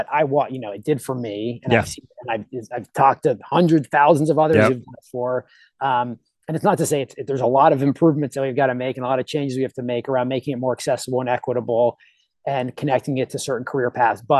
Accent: Pittsburgh, Pennsylvania, United States; I grew up in Pittsburgh

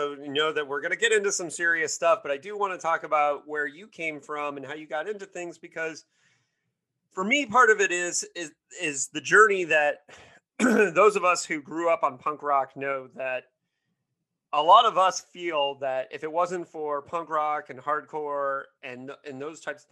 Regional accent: Bloomington, Indiana, United States; I grew up in Bloomington, which is like the Berkeley of Indiana.

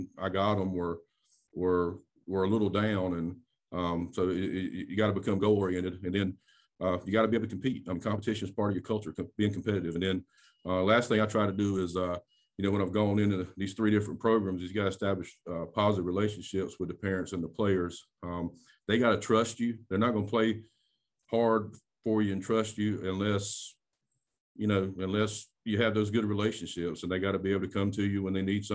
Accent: Duplin County, North Carolina, United States; I'm from Duplin County. I was born and raised in Facing right there near you

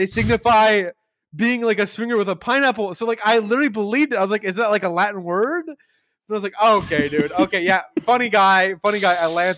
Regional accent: East of England, United Kingdom; Mate, I'm from London. I'm from London. I'm from Essex. A lot of people don't know that, but I'm from Essex.

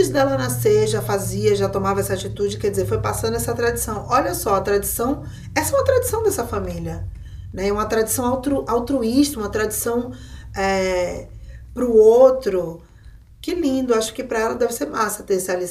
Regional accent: Recife, Pernambuco, Brazil; Eu sou de Recife, mas tenho família em São Paulo, na Bahia.

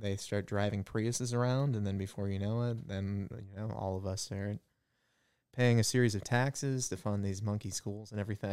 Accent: New Hampshire, United States; moved away as an adult; now in Cincinnati, United States; I grew up in New Hampshire.

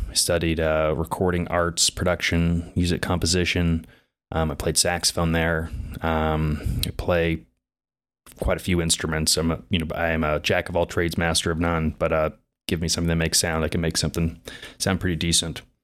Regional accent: Indianapolis, Indiana, United States; also born or lived in Bloomington / New York City; I was born and raised in Indianapolis

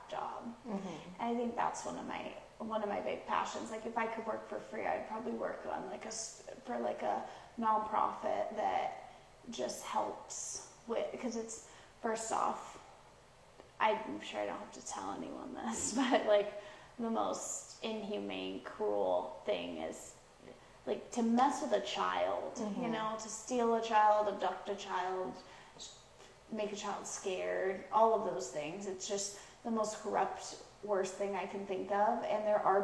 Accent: Pacific Northwest, United States; moved away as an adult; now in Houston, United States; I moved to Houston, because I'm originally from the Pacific Northwest

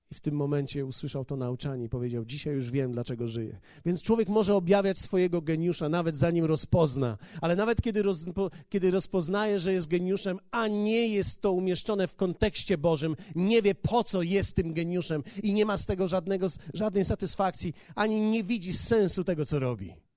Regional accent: Poland; Kulawy bom z Polski

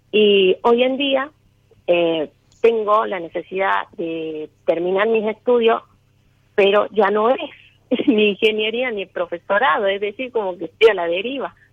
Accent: Catamarca, Argentina; De, Catamarca.

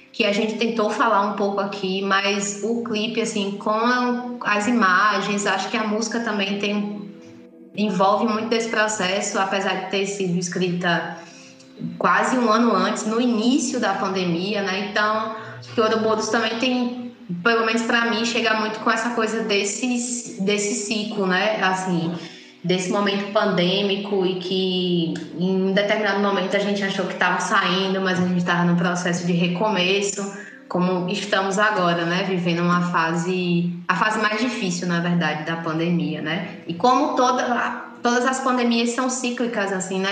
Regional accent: Salvador, Bahia, Brazil; moved away; eu sou de Salvador

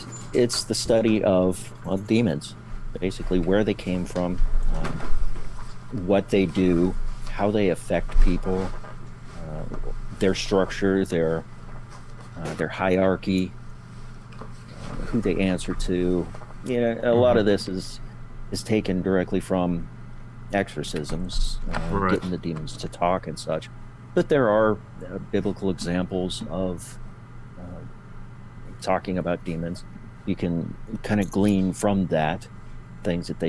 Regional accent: Montana, United States; moved away as an adult; I grew up in Montana

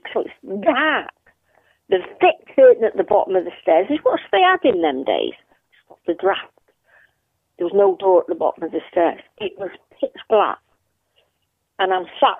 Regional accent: Manchester, North West England, United Kingdom; now in Colwyn Bay, United Kingdom; we moved there from Moston to Newton Heath

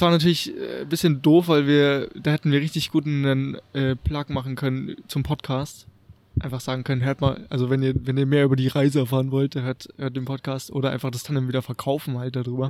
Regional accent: Munich, Bavaria, Germany; wir sind ja aus München

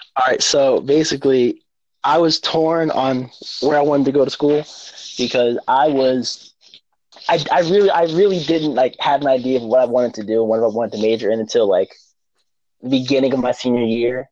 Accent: Stroudsburg, Pennsylvania, United States; also born or lived in Newark, New Jersey / Rahway, New Jersey; I was born in Newark, New Jersey, lived in Rahway, New Jersey for a short time, but I was raised and I claim Stroudsburg, Pennsylvania

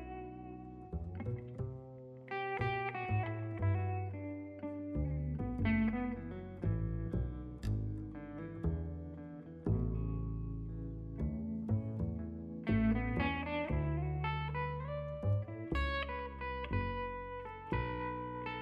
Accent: Louisa, Kentucky, United States; I grew up in Louisa, Kentucky

